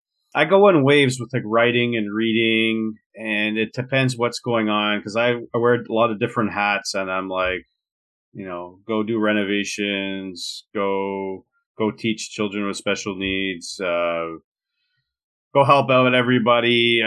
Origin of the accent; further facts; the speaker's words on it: Montreal, Quebec, Canada; I'm born and raised in Montreal in Quebec.